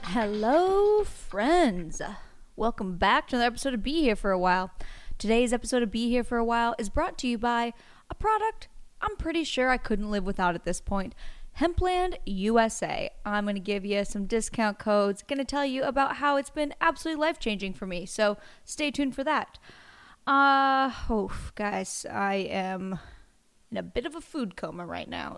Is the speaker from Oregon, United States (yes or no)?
yes; Astoria, Oregon, United States; I'm from a very small town, you might know it, called Astoria